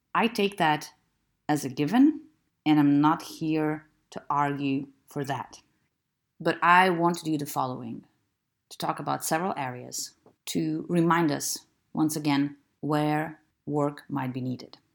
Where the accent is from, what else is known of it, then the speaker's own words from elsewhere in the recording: Lithuania; I'm from Lithuania, which is still a very conservative